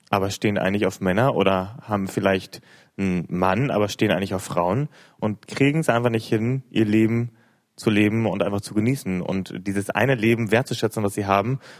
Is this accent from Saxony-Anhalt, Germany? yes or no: yes; Großkugel, Saxony-Anhalt, Germany; aus Großkugel. Hi. Äh, ja, und ich bin 20 Jahre alt.